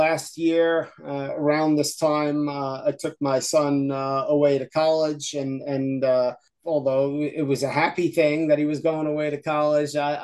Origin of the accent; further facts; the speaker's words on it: Yonkers, New York, United States; now in Wilkes-Barre, United States; I grew up in Yonkers